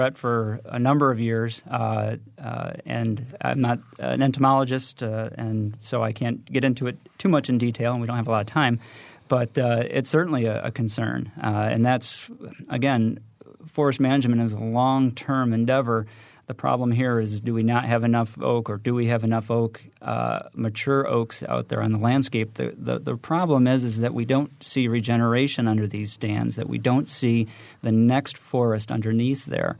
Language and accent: English; New England, United States; now in Indiana, United States; I'm originally from New England